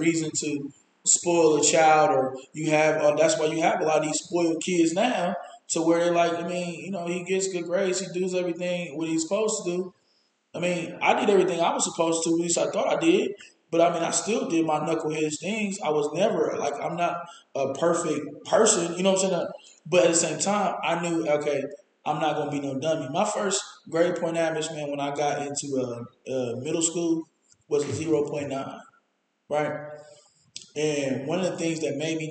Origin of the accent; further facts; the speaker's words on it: Columbus, Ohio, United States; I grew up in St. Stephen's